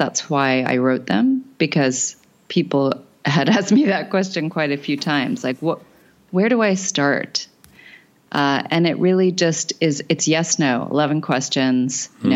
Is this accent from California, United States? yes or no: no; Arizona, United States; I grew up in Arizona